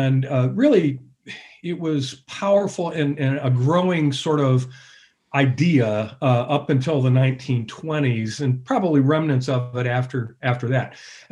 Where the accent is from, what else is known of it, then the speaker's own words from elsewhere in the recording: Michigan, United States; moved away as an adult; now in Texas, United States; I grew up a Yankee in Michigan. I've lived most of my adult life in Texas.